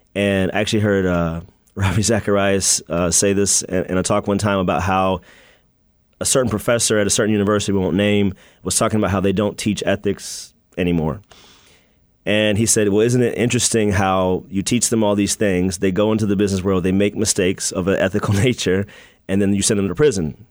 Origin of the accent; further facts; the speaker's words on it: United States; moved away as an adult; also born or lived in Washington, D.C. / Maryland / Virginia; now in Chicago, United States; I was born in D.C. and then I grew up in Maryland and Virginia.